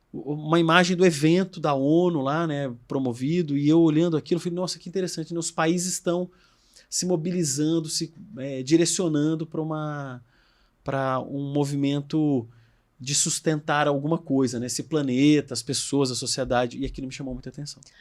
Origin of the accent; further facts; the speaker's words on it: Brasília, Federal District, Brazil; eu sou de Brasília, eu fiz colégio militar